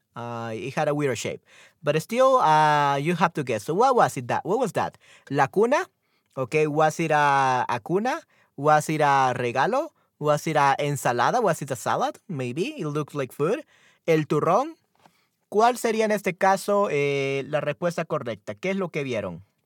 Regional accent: El Salvador; yo soy de América, especial, específicamente de Centroamérica, en El Salvador.

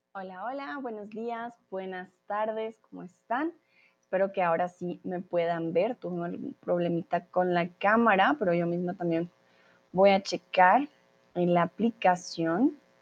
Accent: Colombia; now in Mexico; Soy de Colombia y soy tutora de español aquí en Chatterbox y ahora estoy en México

